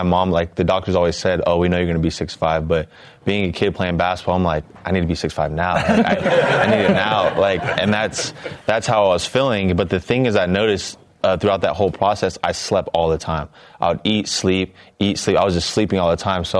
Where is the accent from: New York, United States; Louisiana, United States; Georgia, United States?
Georgia, United States; Oconee; I grew up in Oconee, Georgia, which is like 20 minutes from Athens.